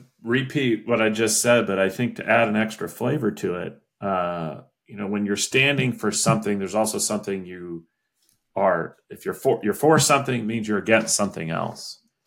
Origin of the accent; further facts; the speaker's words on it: Indiana, United States; moved away; also born or lived in Washington, District of Columbia, United States; my home state, Indiana